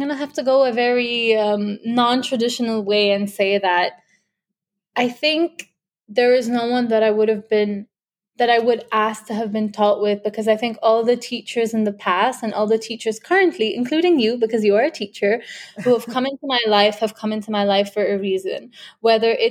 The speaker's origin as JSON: {"language": "English", "country": "United Arab Emirates", "tie": "born or raised there", "also_born_or_lived": "India", "said": "UAE is my home"}